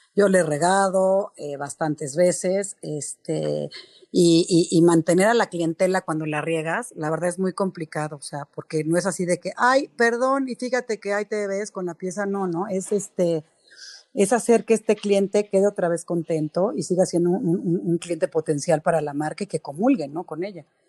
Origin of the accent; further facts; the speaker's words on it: Mexico; Somos mexicanos, somos trabajadores